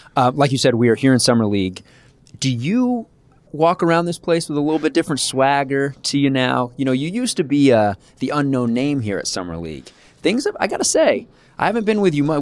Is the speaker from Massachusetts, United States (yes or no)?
no; Kansas, United States; Growing up in Kansas, KU basketball is like religion